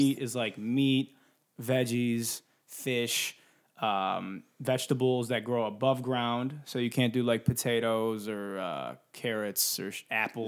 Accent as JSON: {"language": "English", "town": "Detroit", "region": "Michigan", "country": "United States", "moved": "yes", "lives_now": "California, United States", "said": "I'm from Detroit, and so I'm used to, like, snow, thunderstorms, an occasional tornado warning."}